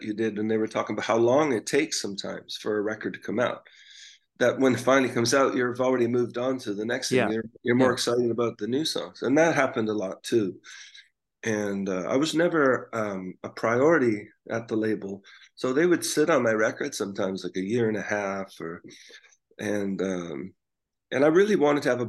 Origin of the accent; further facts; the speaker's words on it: Canada; we're from Canada